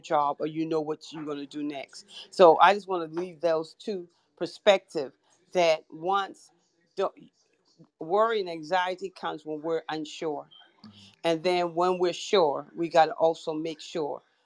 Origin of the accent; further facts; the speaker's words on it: Charleston, South Carolina, United States; I'm from Charleston, South Carolina